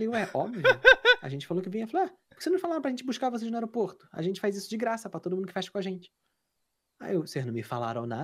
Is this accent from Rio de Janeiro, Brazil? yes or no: yes; Rio de Janeiro, Brazil; moved away as an adult; now in Canada; eu cresci no Meyer. Sou de Caxias